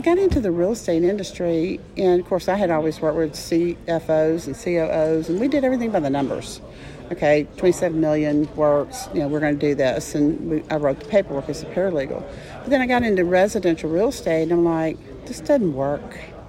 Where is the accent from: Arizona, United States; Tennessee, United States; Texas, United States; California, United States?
Texas, United States; Dallas; now in San Antonio, United States; I'm from Dallas, but I'm in San Antonio.